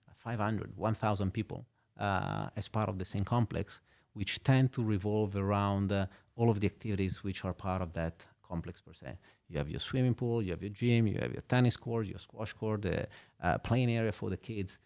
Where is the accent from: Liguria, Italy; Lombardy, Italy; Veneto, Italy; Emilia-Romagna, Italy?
Liguria, Italy; Genoa; moved away as an adult; also born or lived in Milan / London / Hong Kong; now in Luxembourg; I was born in Genova. I spent there, uh, my childhood and all the way up until I finished university